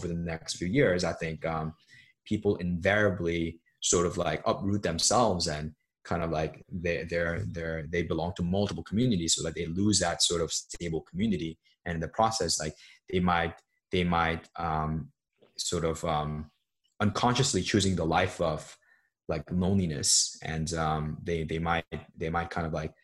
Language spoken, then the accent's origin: English; Seoul, South Korea; also born or lived in New York; now in United States; I grew up in Seoul, which is the capital of South Korea